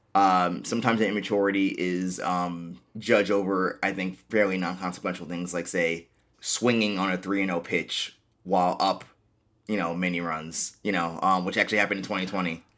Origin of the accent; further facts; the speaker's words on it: New York City, New York, United States; I'm actually from Queens